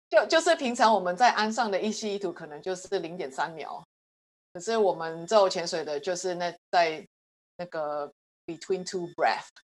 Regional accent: Hong Kong; also born or lived in United States; now in Taiwan; 我在香港出生，呃，之后后来就在美国住了大概十几年，然后最近的五年在台湾

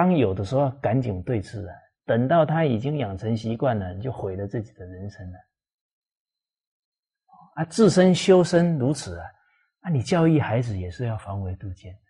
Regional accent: Fujian, China; 像我是这个闽南啊，福建人啊，闽南人啊，我们闽南话里面方方面面的教导可多了。

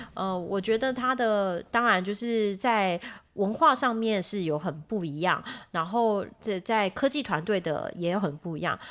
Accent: Taiwan; moved away as an adult; now in United States; 因为我是台湾人嘛

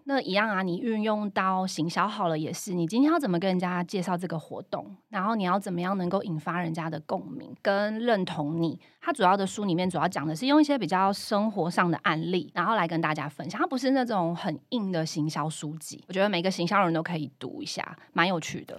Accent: Chiayi, Taiwan; 因为我是嘉义人哦

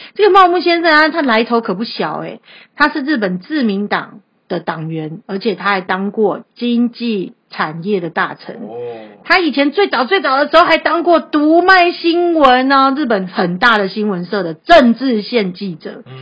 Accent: Taiwan; 我们台湾人

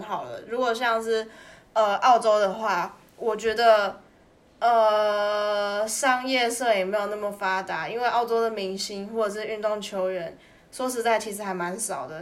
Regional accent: Taiwan; moved away; 你身为一个台湾人

